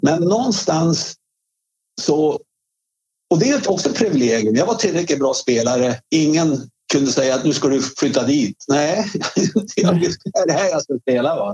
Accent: Svedjeholmen, Västernorrland County, Sweden; moved away as an adult; also born or lived in Örnsköldsvik / Stockholm / New York; när jag kom från Svedjeholmen

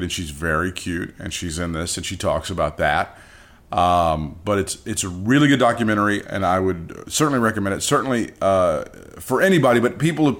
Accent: Chicago, Illinois, United States; And I've got a bruise and I'm holed up in my studio. I'm from Chicago.

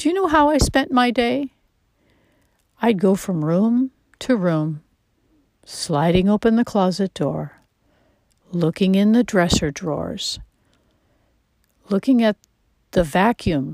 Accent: United States; although I am American.

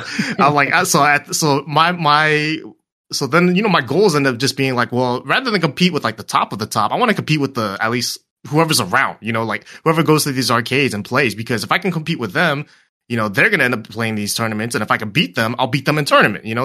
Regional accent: Torrance, California, United States; SoCal the whole way. Torrance, uh, I've been living here for a while

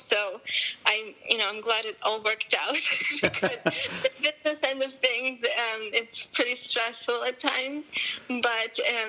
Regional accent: Moscow, Russia; also born or lived in Armenia; now in United States; I was born in Armenia, then my family moved to Moscow, Russia, then we moved to the U.S. So when I was in Russia, like since I was 4, I was playing classical piano.

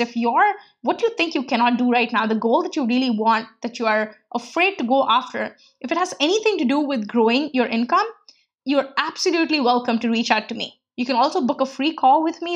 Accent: India; moved away; growing up in India and coming from a very middle class background

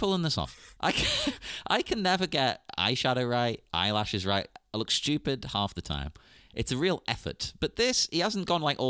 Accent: England, United Kingdom; being English

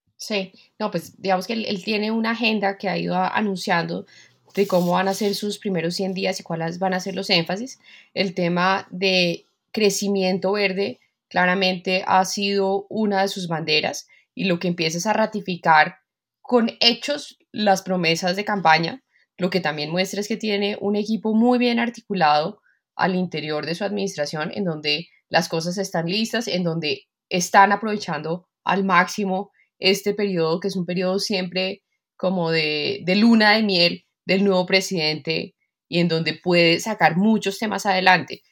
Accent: Colombia; Nosotros, toda la economía colombiana

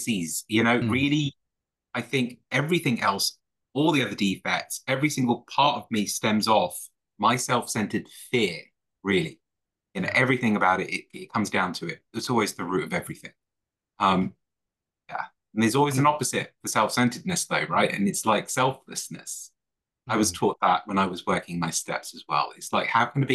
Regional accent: London, United Kingdom; I am from London, UK. My home group is Putney Common

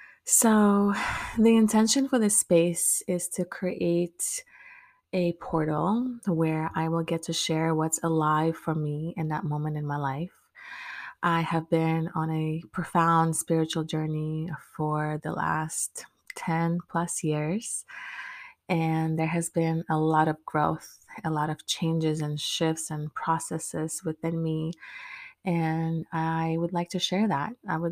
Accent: Maryland, United States; now in Orlando, United States; when I moved to Orlando. And That was about 2015. I moved from my home state in Maryland down to Florida

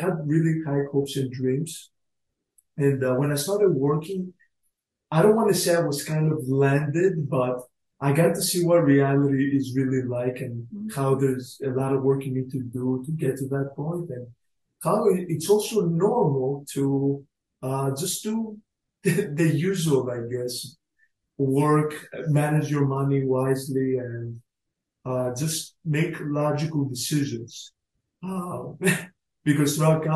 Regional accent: New York City, New York, United States; accent: Staten Island; I'm from Staten Island.

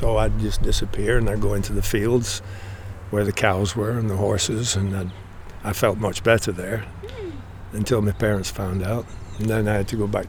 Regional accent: United Kingdom; Because we are, in fact, British. And I was accepted, being younger, but I was still known as a Brit.

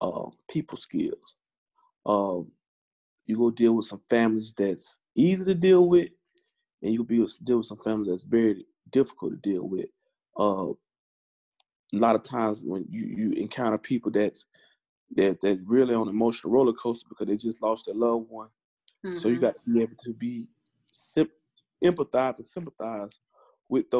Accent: Valdosta, Georgia, United States; moved away as an adult; also born or lived in Japan / Philadelphia / Delaware; being from a small town like Valdosta, Georgia

